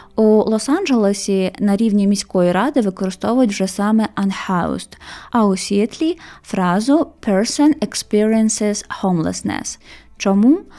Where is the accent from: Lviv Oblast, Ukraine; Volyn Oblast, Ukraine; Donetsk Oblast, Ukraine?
Donetsk Oblast, Ukraine; Mariupol; moved away as an adult; я з Маріуполя і що мій рідний дім залишився на окупованій території там.